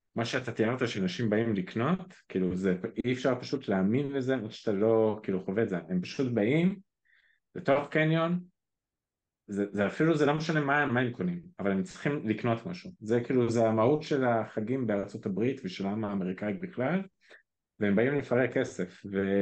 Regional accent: Israel; אנחנו כישראלים

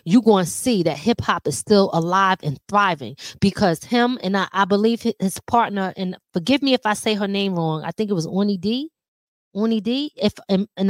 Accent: Philadelphia, Pennsylvania, United States; now in Rockland County, United States; Living in Philly, growing up in Philly.

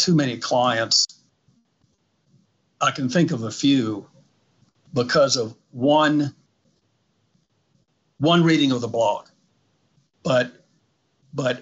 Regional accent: Louisiana, United States; I'm from Louisiana

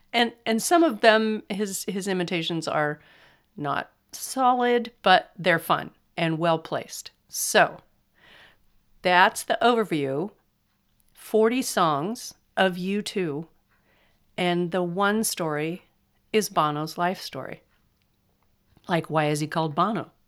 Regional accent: California, United States; accent: flat; I'm from California and we have flat accents

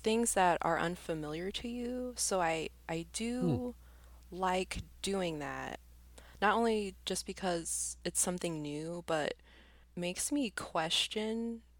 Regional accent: Arizona, United States; there's three girls that I grew up with here in Arizona

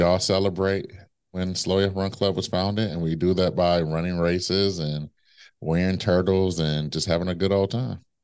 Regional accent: Midwest, United States; now in New York City, United States; I'm from the Midwest

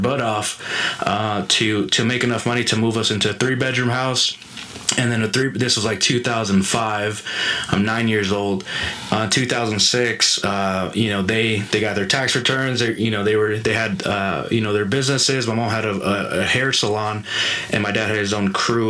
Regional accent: Phoenix, Arizona, United States; I grew up here in Phoenix

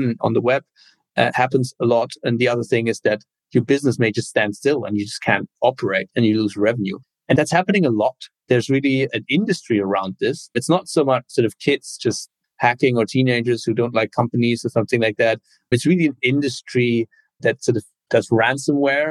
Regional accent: Cologne, North Rhine-Westphalia, Germany; moved away as an adult; also born or lived in Berlin, Germany / Bologna, Italy / Washington, D.C., United States / Bay Area, United States; originally born and raised in Germany, in Cologne

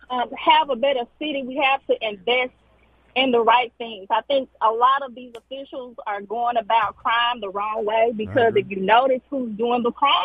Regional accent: Jackson, Mississippi, United States; I'm born and raised in Jackson. Raised by my grandmother.

